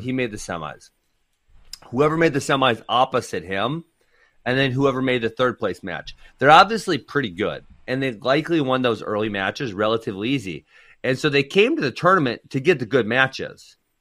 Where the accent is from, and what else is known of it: Wisconsin, United States; born or raised there; also born or lived in Cedar Rapids, Iowa / Cincinnati, Ohio